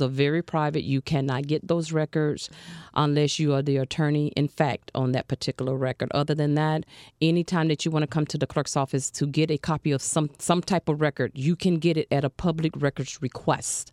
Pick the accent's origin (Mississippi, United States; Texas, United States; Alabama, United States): Alabama, United States; now in Broward County, United States; I'm a Southern girl